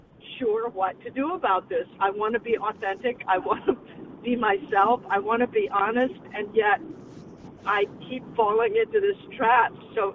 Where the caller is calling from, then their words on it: Petaluma, California, United States; I'm calling from Petaluma, California